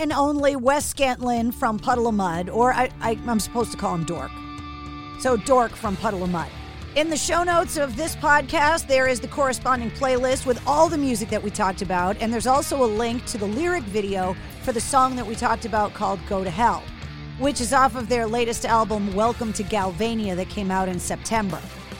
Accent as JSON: {"language": "English", "town": "Boston", "region": "Massachusetts", "country": "United States", "tie": "born or raised there", "said": "I love that it happened in my hometown."}